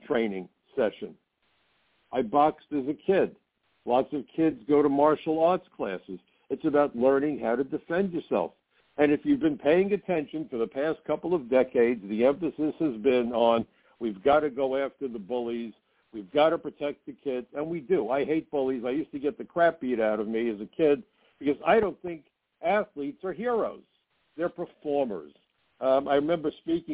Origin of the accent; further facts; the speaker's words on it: New York City, New York, United States; I grew up in Brooklyn